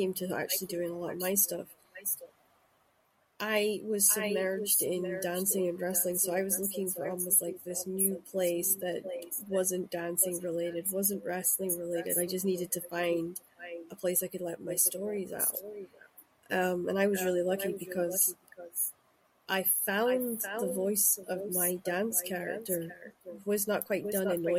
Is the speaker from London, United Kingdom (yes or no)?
no; Shetland, Scotland, United Kingdom; also born or lived in Aberdeen; now in Glasgow, United Kingdom; I grew up in Shetland